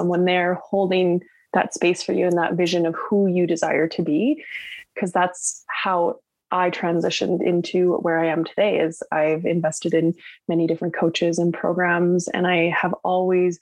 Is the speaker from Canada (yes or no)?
yes; West Coast Canada, Canada; I'm from West Coast Canada